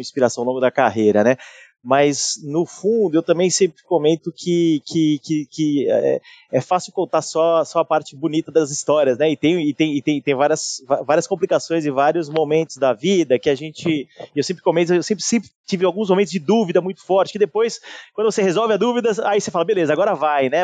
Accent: São Paulo, Brazil; Eu sou de São Paulo

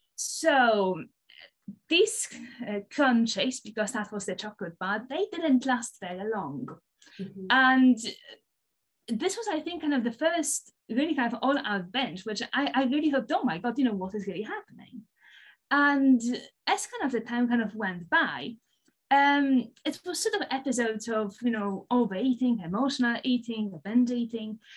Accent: Poland; English is a second language; moved away as an adult; also born or lived in Aberdeen, Scotland; Poland, because that's where I'm from, as you can probably tell by the by the, by the funny accent.

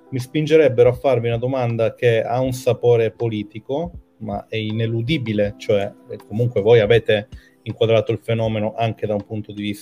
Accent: Trentino-Alto Adige, Italy; parla di argomenti come le isole, e io sono trentino, che me ne frega

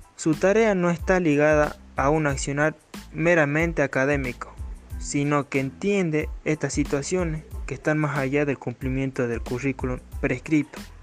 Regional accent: Pomán, Catamarca, Argentina; soy de Pomán

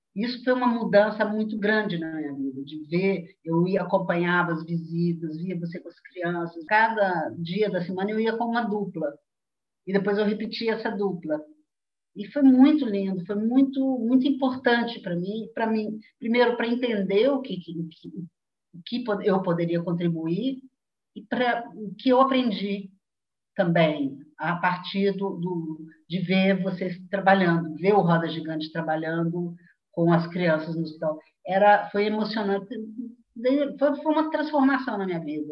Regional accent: Belo Horizonte, Minas Gerais, Brazil; moved away; em Belo Horizonte, de onde eu venho, né? de onde eu fui. Fui de Belo Horizonte um dia.

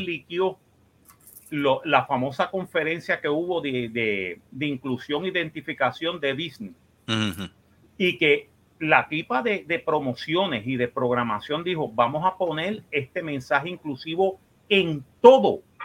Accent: Puerto Rico; somos puertorriqueños

